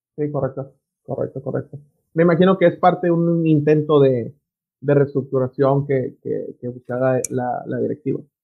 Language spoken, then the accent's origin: Spanish; Mexico; es México, somos la torre de Babel aquí